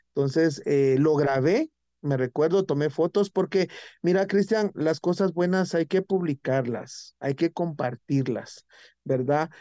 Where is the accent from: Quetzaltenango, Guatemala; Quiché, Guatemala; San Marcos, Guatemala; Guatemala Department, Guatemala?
Guatemala Department, Guatemala; San Miguel Petapa; en mi comunidad, en mi pueblo, en mi municipio de San Miguel Petapa